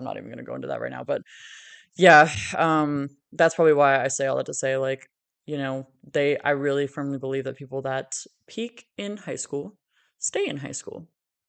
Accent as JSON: {"language": "English", "region": "Virginia", "country": "United States", "tie": "born or raised there", "also_born_or_lived": "Florida", "moved": "as an adult", "said": "I remember when I moved home a year ago to Virginia."}